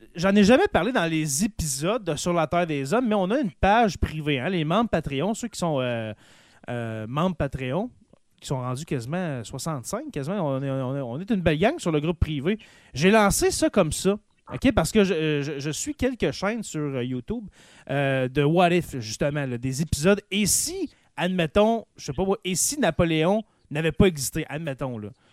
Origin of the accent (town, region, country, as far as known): Quebec, Canada; accent: Québécois